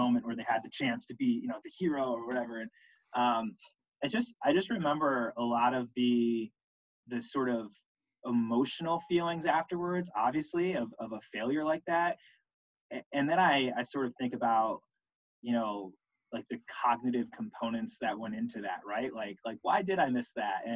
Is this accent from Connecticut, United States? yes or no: yes; Connecticut, United States; I'm originally from Connecticut